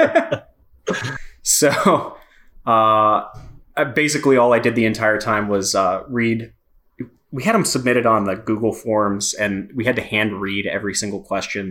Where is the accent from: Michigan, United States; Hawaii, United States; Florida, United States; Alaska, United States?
Florida, United States; Miami; moved away as an adult; I'm from Miami, moved up here a few years ago